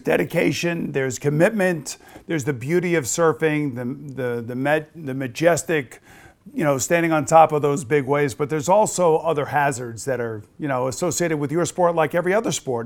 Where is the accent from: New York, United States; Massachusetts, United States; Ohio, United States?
New York, United States; East Coast of Long Island; I grew up on the East Coast of Long Island